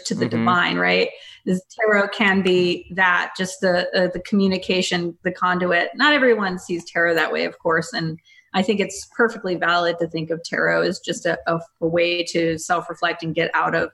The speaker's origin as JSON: {"language": "English", "region": "Mississippi", "country": "United States", "tie": "born or raised there", "moved": "yes", "lives_now": "Portland, United States", "said": "I grew up in Mississippi"}